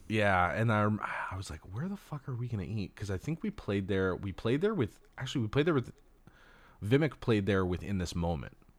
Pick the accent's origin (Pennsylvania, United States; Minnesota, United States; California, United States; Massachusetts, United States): California, United States; Los Angeles; growing up in Los Angeles, you know, I was born and raised here